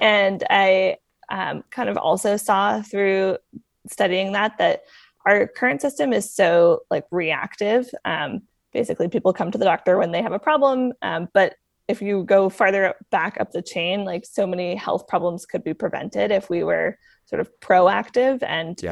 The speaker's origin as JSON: {"language": "English", "town": "Sandwich", "region": "Massachusetts", "country": "United States", "tie": "born or raised there", "said": "I grew up on um, Cape Cod, Massachusetts, in a town called Sandwich"}